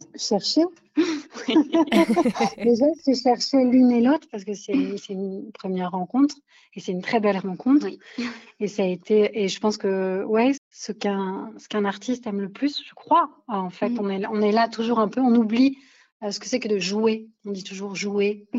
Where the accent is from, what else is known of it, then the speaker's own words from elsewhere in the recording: France; en tant que Française